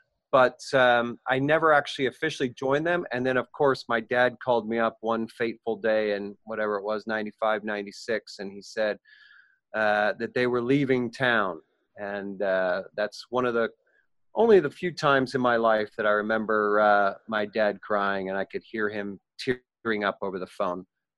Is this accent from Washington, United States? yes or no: no; Lakewood, Ohio, United States; also born or lived in Cleveland, Ohio; now in Portland, United States; I grew up in Cleveland, Ohio, grew up in Lakewood, Ohio, which is the very first suburb to the west of Cleveland.